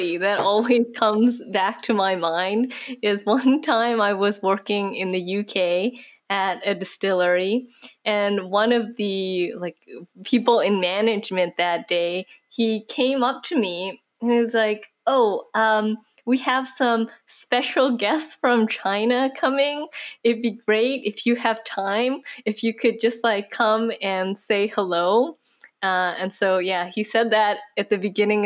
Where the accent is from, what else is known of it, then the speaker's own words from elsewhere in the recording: Canada; moved away; I was born in Canada